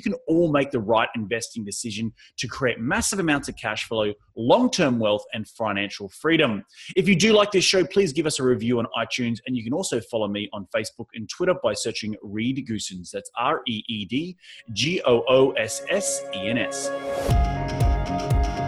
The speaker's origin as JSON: {"language": "English", "country": "Australia", "also_born_or_lived": "New York", "moved": "yes", "lives_now": "Southern California, United States", "said": "I come from Australia where sand dunes are really prevalent"}